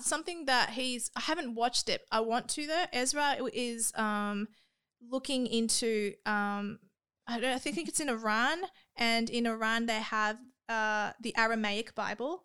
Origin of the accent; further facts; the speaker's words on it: Australia; I'm Australian